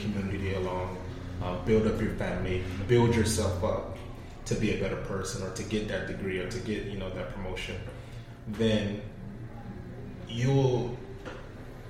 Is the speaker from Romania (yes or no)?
no; Florida, United States; Growing up in Florida, I've been through a couple hurricanes myself